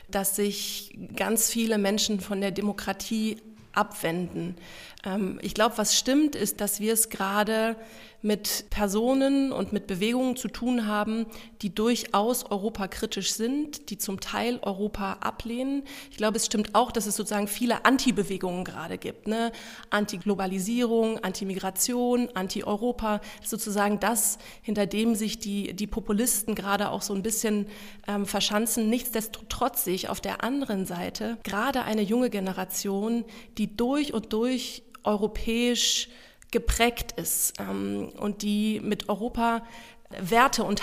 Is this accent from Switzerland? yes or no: no; Luxembourg; Ich bin in Luxemburg aufgewachsen. Es ist ein durch und durch europäisches, internationales Umfeld, ähm, das mich sehr geprägt hat